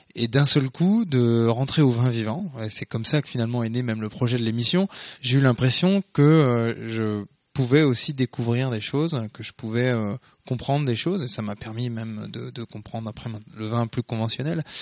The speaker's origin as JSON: {"language": "French", "town": "Beaune", "region": "Bourgogne-Franche-Comté", "country": "France", "tie": "born or raised there", "said": "j'ai grandi à Beaune, en Bourgogne"}